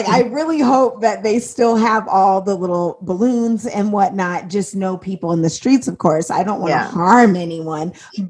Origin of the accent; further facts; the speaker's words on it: Indiana, United States; because I'm from Indiana